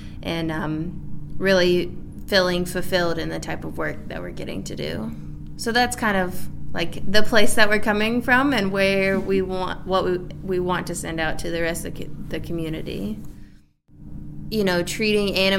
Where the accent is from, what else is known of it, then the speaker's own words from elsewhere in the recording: Maryville, Tennessee, United States; also born or lived in Walland, Tennessee; I was born and raised in Maryville, Tennessee